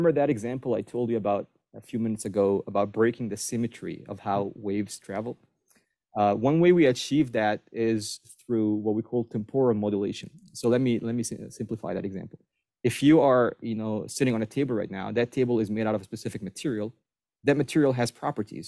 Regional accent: Egypt; moved away as an adult; also born or lived in Maryland, United States; now in Buffalo, United States; I was born and raised in Egypt, spent all my teenage years and my college years in Egypt

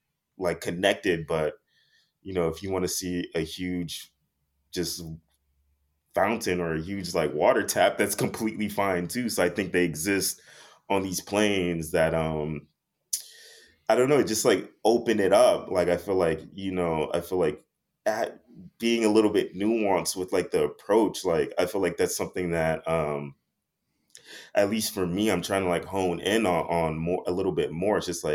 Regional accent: Miami, Florida, United States; growing up in Miami, we didn't have radiators. We had like little AC units and like little box AC units that we would put in the windows and whatnot.

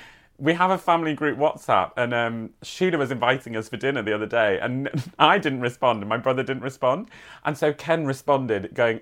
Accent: Wales, United Kingdom; My mum is from Lincoln. Oh, even though I'm from Wales.

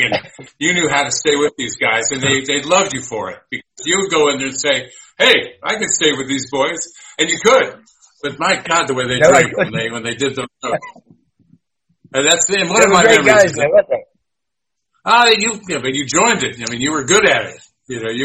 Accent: United States; now in United Kingdom; I'm American

